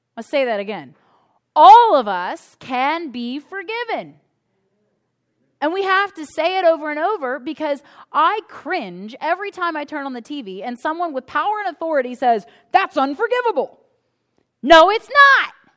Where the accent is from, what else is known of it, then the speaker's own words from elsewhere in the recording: United States; us as American citizens